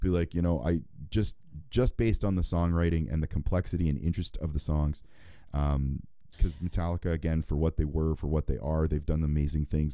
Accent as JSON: {"language": "English", "country": "Canada", "said": "I'm Canadian"}